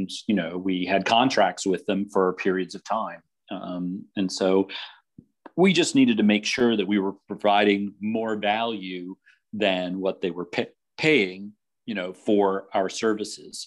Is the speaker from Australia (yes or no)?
no; East Coast, United States; I'm from the East Coast